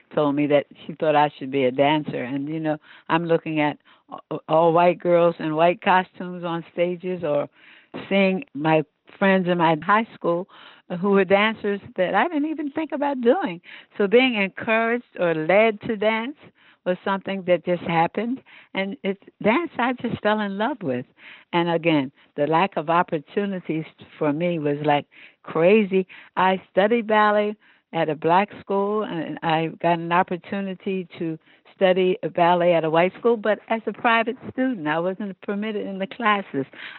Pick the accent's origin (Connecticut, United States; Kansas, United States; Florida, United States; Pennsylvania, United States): Pennsylvania, United States; Philadelphia; was born and raised right in Philadelphia, Pennsylvania.